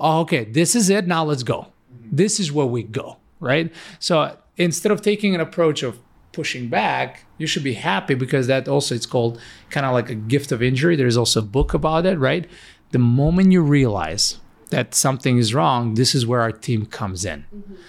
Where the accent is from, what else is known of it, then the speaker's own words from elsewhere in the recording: North Macedonia; moved away as an adult; also born or lived in Ohio; now in United States; Originally, I come from Macedonia, which is a really small country, far, far away. Moved in America 11 years ago.